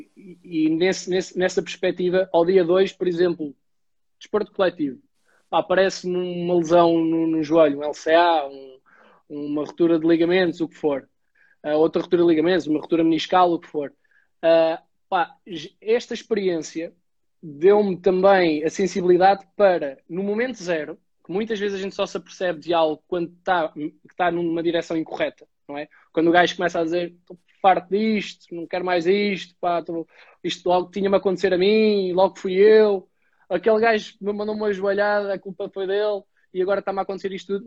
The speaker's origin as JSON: {"language": "Portuguese", "town": "Caldas da Rainha", "region": "Centro", "country": "Portugal", "moved": "as an adult", "lives_now": "Lisbon, Portugal", "said": "venho das Caldas da Rainha, estou a morar em Lisboa já há 11"}